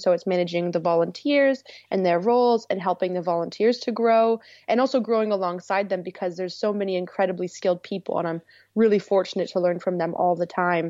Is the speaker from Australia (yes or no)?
no; Manitoulin Island, Northern Ontario, Canada; moved away as an adult; also born or lived in Tofino, British Columbia; I moved to Northern Ontario to the Great Lakes, to another island called Manitoulin